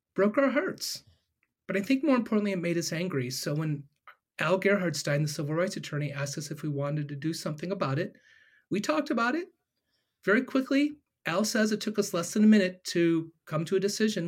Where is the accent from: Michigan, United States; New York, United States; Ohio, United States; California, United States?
Ohio, United States; am born and raised in Ohio